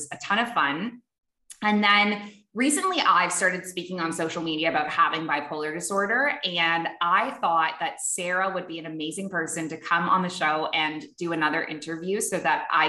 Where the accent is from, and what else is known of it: Canada; moved away as an adult; also born or lived in Dubai / Abu Dhabi; now in Bali, Indonesia